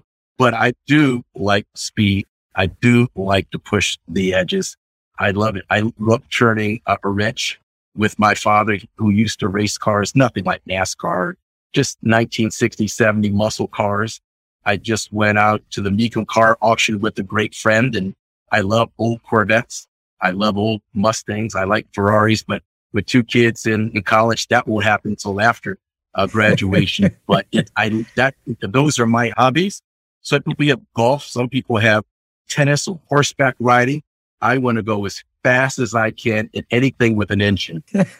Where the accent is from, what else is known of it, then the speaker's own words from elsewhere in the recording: Annapolis, Maryland, United States; I grew up in Annapolis on the weekends. My father was in the Navy